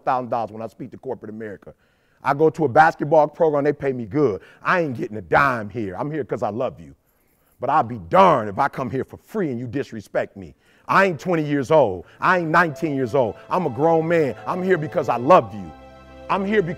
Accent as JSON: {"language": "English", "town": "Detroit", "region": "Michigan", "country": "United States", "tie": "born or raised there", "said": "I'm from Detroit, 8 Mile"}